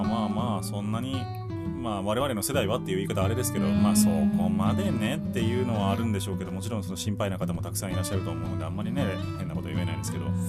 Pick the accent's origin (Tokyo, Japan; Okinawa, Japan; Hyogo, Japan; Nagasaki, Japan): Hyogo, Japan; Kobe; 地元の神戸